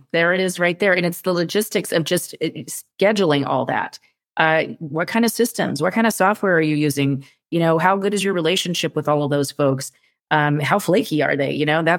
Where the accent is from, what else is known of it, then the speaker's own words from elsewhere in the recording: California, United States; I'm a Californian.